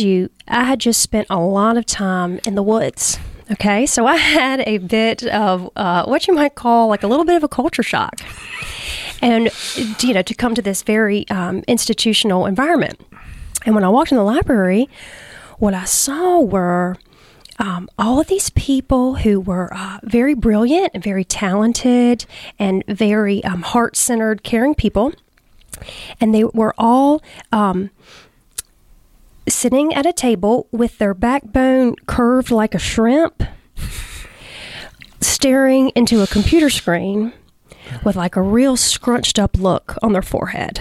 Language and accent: English; Wilmington, North Carolina, United States; now in Moore County, United States; I was born and raised in Wilmington, North Carolina, right down the road